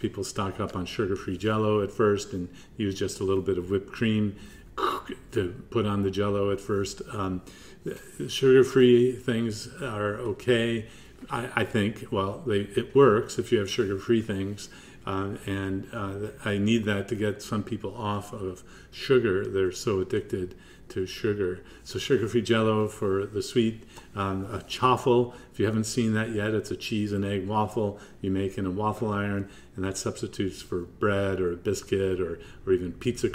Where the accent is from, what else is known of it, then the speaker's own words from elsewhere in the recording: Midwest, United States; now in Durham, United States; I grew up in the Midwest